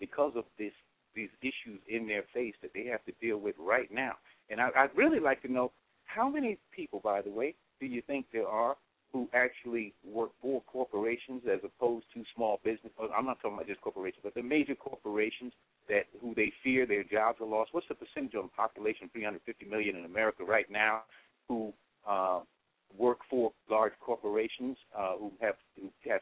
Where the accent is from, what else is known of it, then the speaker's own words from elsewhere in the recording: New York City, New York, United States; now in Decatur, United States; I grew up in the South Bronx